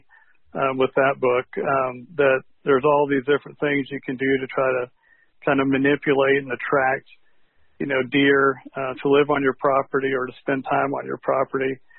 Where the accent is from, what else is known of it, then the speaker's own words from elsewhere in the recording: Dallas, Texas, United States; I grew up in Dallas, Texas